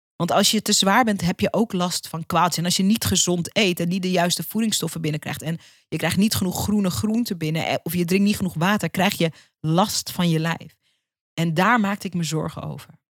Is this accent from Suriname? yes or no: yes; Suriname; de Caribische cultuur waar ik uitkom als Surinaamse.